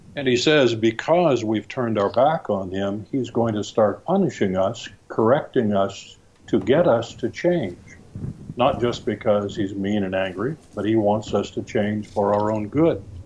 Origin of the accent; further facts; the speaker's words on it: California, United States; moved away; I grew up in California